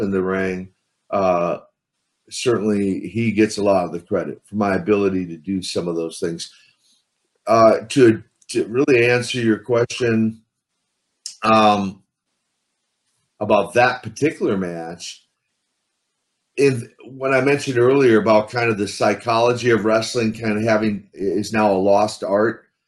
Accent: Midwest, United States; I grew up in the Midwest, so uh, and that's the Midwest of the USA, not the Midwest of Russia

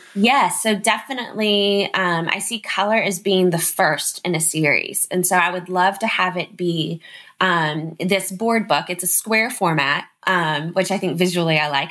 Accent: Nashville, Tennessee, United States; also born or lived in Los Angeles; I'm in Nashville, Tennessee. I was born in Los Angeles, um, but my dad's in the music business. So it brought us to Nashville when I was 18 months old. So nice. Nashville is home.

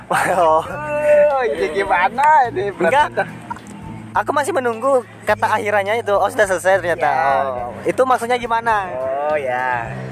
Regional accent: Sumbawa, West Nusa Tenggara, Indonesia; Saya orang Sumbawa, saya mas.

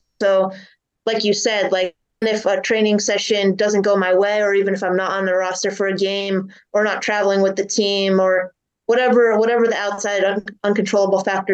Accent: New Jersey, United States; born or raised there

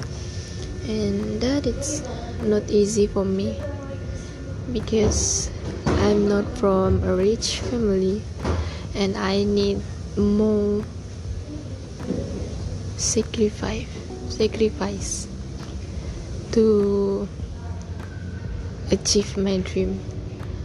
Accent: Sabah, Malaysia; moved away as an adult; I'm not from here. I'm from Sabah

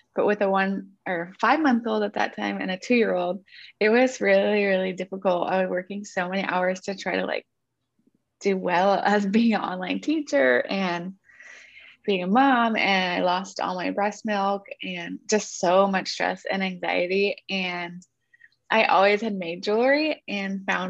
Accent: Northern California, United States; moved away as an adult; now in Santa Barbara, United States; I'm from Northern California

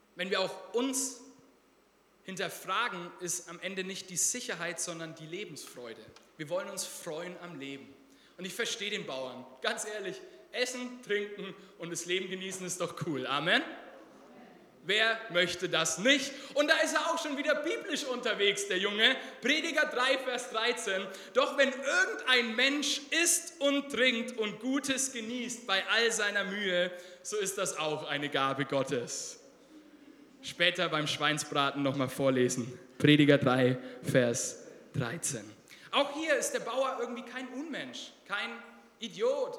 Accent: Germany; Wir als Deutsche

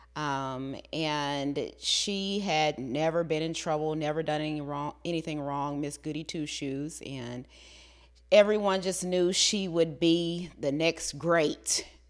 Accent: the South, United States; growing up in the South

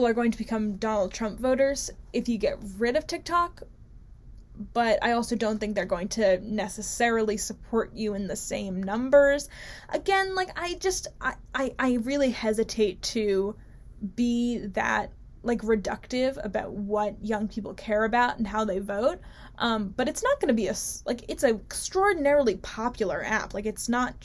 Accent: New Jersey, United States; my home state of beautiful, beautiful New Jersey

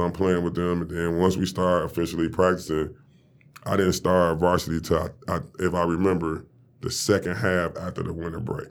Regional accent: Detroit, Michigan, United States; I'm from Detroit

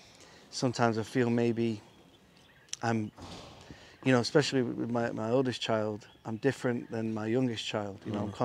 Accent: England, United Kingdom; I'm a Muslim. And they're like, oh, good, good. Especially in Turkey. You know, you tell them you're from England.

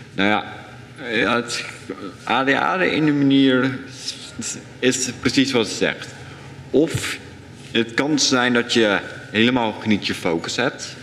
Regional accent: Dordrecht, South Holland, Netherlands; ik ben geboren in Dordrecht voor best. En ik leef hier nog steeds al mijn jaren

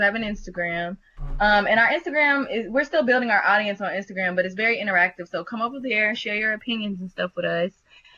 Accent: Kentucky, United States; I'm from Kentucky

